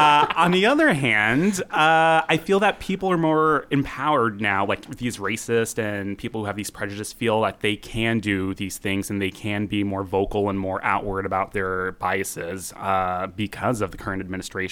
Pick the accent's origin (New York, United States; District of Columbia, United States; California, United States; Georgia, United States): New York, United States; now in Seattle, United States; I grew up in New York